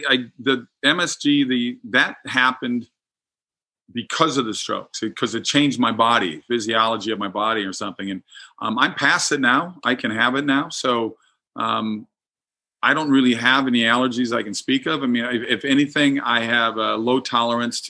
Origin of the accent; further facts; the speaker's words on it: Minnesota, United States; moved away; I'm from Minnesota originally